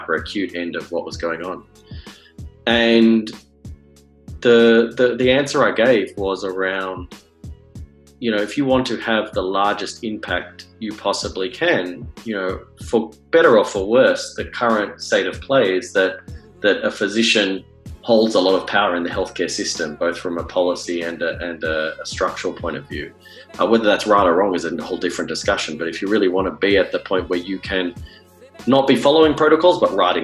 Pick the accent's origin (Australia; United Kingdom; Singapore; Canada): Australia; moved away as an adult; now in San Francisco, United States; I'm not American born and bred. I grew up in Australia and I did all my medical training in Australia